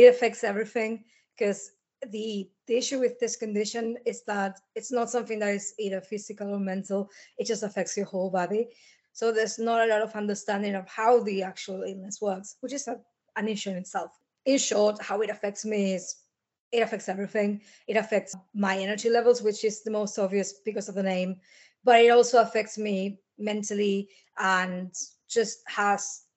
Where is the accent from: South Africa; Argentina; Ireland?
Argentina; now in Liverpool, United Kingdom; I'm originally from Argentina and I live in Liverpool, UK